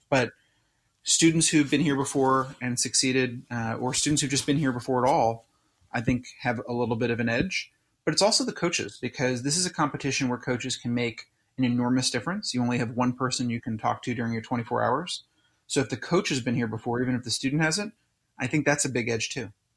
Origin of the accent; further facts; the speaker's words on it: Southern California, United States; moved away as an adult; also born or lived in Philadelphia; my hometown in, in Southern California